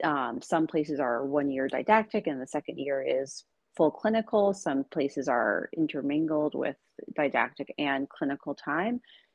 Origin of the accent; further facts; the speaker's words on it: New York City, New York, United States; now in Seattle, United States; I came from New York City and I'm in Seattle